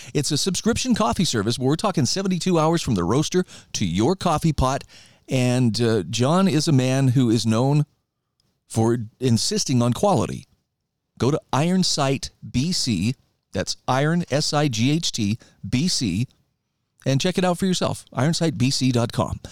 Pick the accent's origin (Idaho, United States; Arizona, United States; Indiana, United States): Idaho, United States; moved away; my home state of Idaho